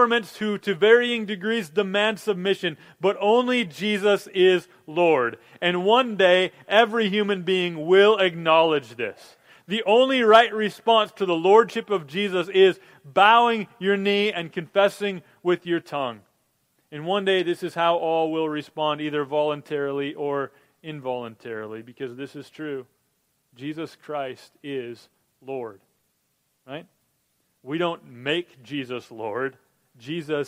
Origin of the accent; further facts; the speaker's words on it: Minnesota, United States; I grew up in Minnesota